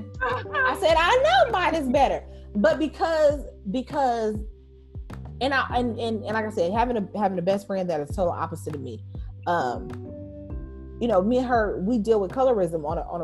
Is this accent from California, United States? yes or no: yes; Los Angeles, California, United States; I grew up in South Central